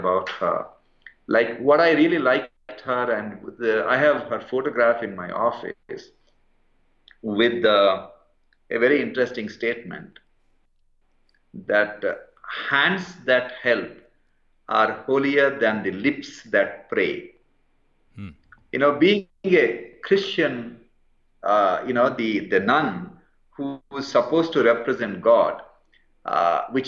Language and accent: English; India; also born or lived in London, United Kingdom / Calcutta; I grew up in India and worked in the public hospitals of India